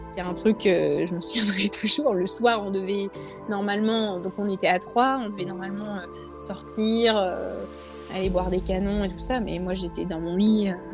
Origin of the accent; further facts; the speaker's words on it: Lille, Hauts-de-France, France; moved away as an adult; now in Lyon, France; je suis jamais remontée euh, à Lille parce que je suis lilloise de native lilloise. De, voilà exactement du nord je suis une ch'ti